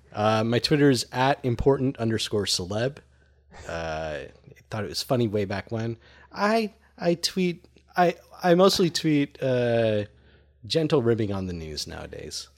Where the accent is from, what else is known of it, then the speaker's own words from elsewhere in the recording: Long Island, New York, United States; I grew up on Long Island.